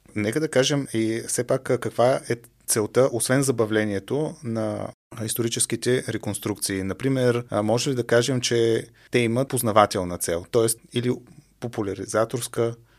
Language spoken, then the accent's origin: Bulgarian; Stara Zagora, Stara Zagora Province, Bulgaria; аз съм от Стара Загора